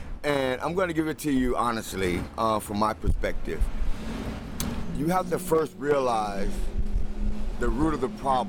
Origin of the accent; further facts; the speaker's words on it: Fort Lauderdale, Florida, United States; I'm a 49-year-old Navy veteran, a native Floridian, born and raised in Fort Lauderdale.